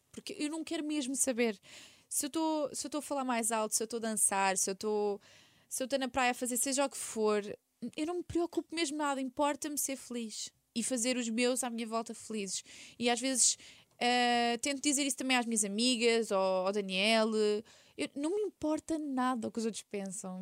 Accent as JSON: {"language": "Portuguese", "region": "Setúbal", "country": "Portugal", "tie": "born or raised there", "also_born_or_lived": "Quinta do Conde / Sesimbra", "said": "na Rábida, que é a minha zona, eu nasci em Setúbal"}